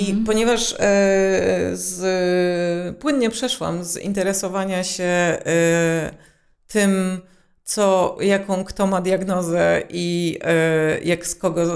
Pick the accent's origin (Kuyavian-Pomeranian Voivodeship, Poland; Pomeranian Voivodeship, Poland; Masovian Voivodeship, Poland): Masovian Voivodeship, Poland; Warsaw; Ja się wychowałam w małym miejscu, które należało do Warszawy